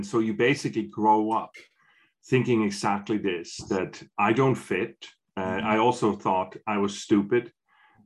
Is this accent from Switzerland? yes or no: yes; Switzerland; I'm from Switzerland. I'm from a small village in Switzerland